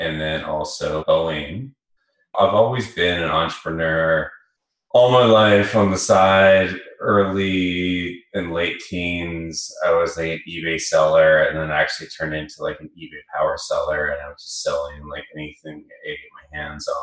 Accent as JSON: {"language": "English", "town": "Vancouver", "region": "British Columbia", "country": "Canada", "tie": "born or raised there", "accent": "Canadian", "moved": "as an adult", "lives_now": "San Francisco, United States", "said": "I'm from Vancouver, born and raised there"}